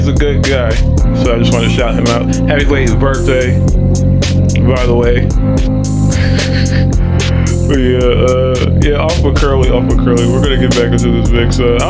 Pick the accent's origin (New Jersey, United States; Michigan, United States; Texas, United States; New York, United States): Texas, United States; Houston; I was like, yeah, I'm like from Houston. And I don't know why people think I'm from Cali.